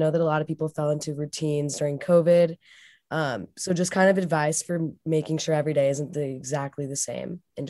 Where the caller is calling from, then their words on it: Boulder, Colorado, United States; I'm calling from Boulder, Colorado.